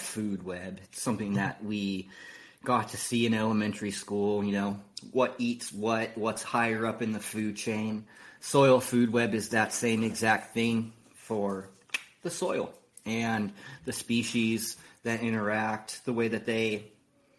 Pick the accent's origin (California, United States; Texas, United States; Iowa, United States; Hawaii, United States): California, United States; San Diego; now in Oklahoma, United States; I'm from San Diego, but I currently reside in Oklahoma.